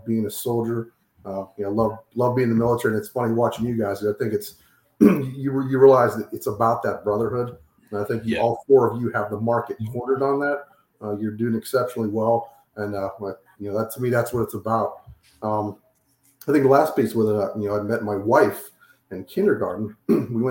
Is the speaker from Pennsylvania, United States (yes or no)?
yes; Pittsburgh, Pennsylvania, United States; moved away as an adult; also born or lived in Kansas City area; now in New Castle, United States; I'm from Pittsburgh, Pennsylvania, born, bred, and raised.